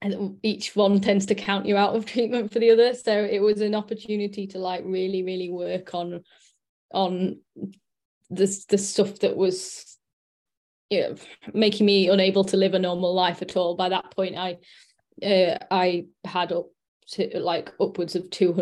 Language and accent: English; Sheffield, Yorkshire and the Humber, United Kingdom; I'm from Sheffield, and I'm 35